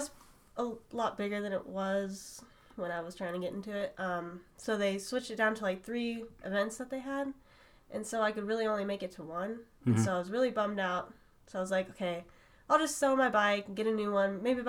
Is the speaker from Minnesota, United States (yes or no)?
no; Redding, California, United States; now in Medford, United States; I live in Medford, Oregon right now. Okay. I'm from Redding, California.